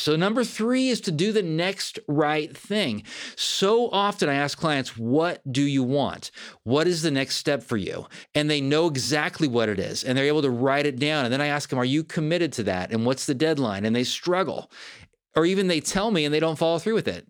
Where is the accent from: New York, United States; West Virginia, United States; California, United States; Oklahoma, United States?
California, United States; Fair Oaks; I grew up in Northern California, about thirty miles from Sacramento in Fair Oaks, California